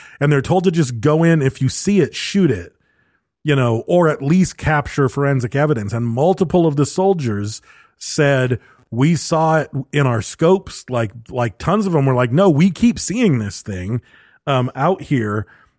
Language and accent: English; Western Canada, Canada; I grew up in Western Canada where cougars and bobcats were regularly sighted